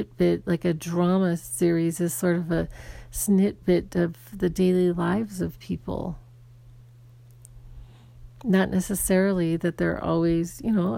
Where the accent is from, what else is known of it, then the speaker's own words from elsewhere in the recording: Arizona, United States; I grew up in Arizona, and when I was young, I did not grow up with a lot of diversity